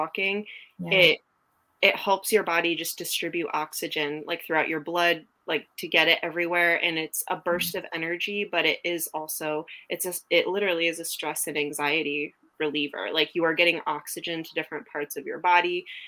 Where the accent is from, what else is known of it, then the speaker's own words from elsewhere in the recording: New England, United States; now in Texas, United States; I'm from New England. I live in Texas now